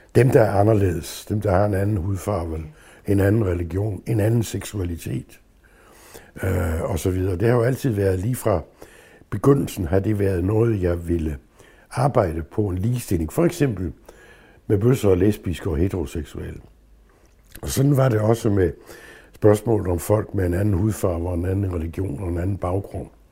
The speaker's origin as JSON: {"language": "Danish", "area": "Southern Jutland", "region": "Southern Denmark", "country": "Denmark", "tie": "born or raised there", "moved": "yes", "said": "jeg er vokset op i Sønderjylland med det sønderjyske"}